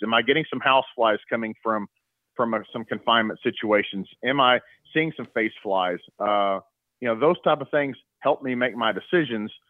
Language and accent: English; Stillwater, Oklahoma, United States; I was born and raised in Stillwater, Oklahoma